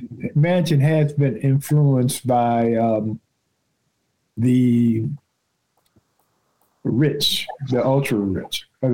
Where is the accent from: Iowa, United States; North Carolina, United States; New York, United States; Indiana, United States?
Indiana, United States; Gary; moved away as an adult; also born or lived in Washington, D.C.; I'm from Gary.